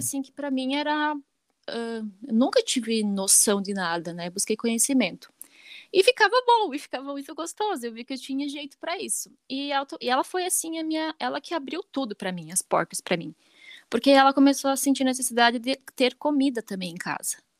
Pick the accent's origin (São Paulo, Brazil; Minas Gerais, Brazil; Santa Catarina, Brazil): Santa Catarina, Brazil; Chapecó; Eu nasci em Chapecó, né? Nasci certo. em Chapecó